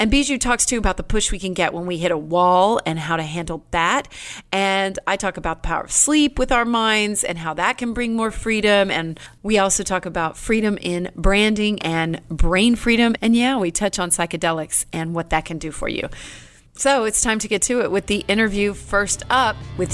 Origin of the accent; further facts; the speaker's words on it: Killeen, Texas, United States; I grew up in Killeen in an army town